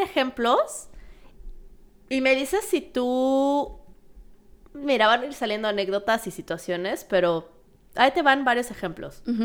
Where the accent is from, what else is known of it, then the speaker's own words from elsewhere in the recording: Mexico; moved away; como mexicana, cuando hablo de México y hablo en general de mi cultura